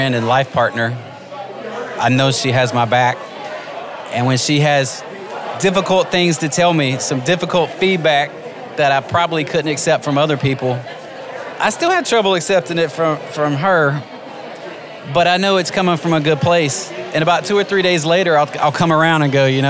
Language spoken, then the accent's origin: English; North Carolina, United States; moved away as an adult; also born or lived in Louisiana; now in Oklahoma, United States; I was born in Louisiana and raised in North Carolina